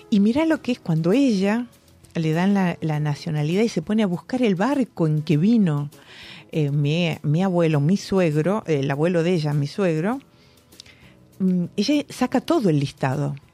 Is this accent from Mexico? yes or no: no; Spain; Yo digo, nosotros somos de España.